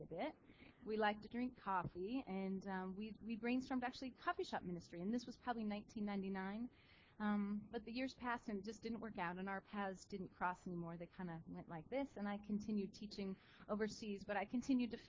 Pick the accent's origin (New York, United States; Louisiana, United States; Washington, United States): Washington, United States; Western; I'm from Western Washington, and I grew up in the Nazarene Church